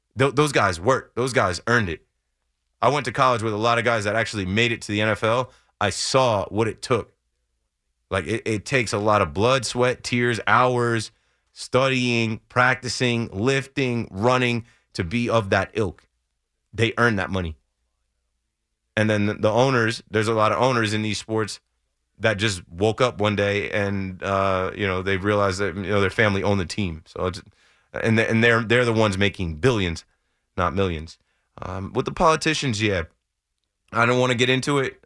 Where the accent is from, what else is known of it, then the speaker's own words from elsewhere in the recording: New Jersey, United States; I'm from Jersey